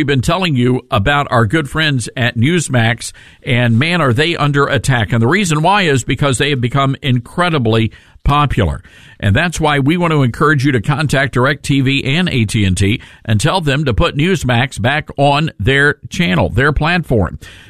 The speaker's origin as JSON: {"language": "English", "town": "Memphis", "region": "Tennessee", "country": "United States", "tie": "born or raised there", "said": "our folks in Memphis, Tennessee, my hometown"}